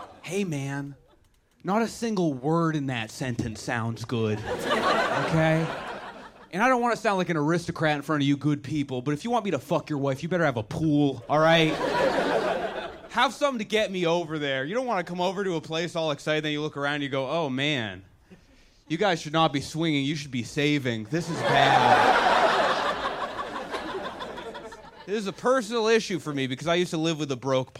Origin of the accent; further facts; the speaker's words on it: Buzzards Bay, Massachusetts, United States; moved away as an adult; I am from Buzzards Bay, Massachusetts